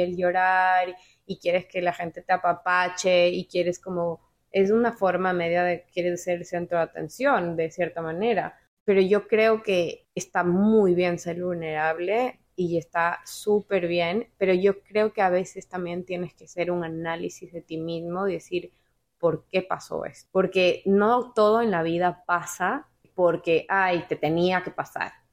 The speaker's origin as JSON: {"language": "Spanish", "country": "Ecuador", "tie": "born or raised there", "moved": "yes", "lives_now": "Miami, United States", "said": "yo nací en Ecuador"}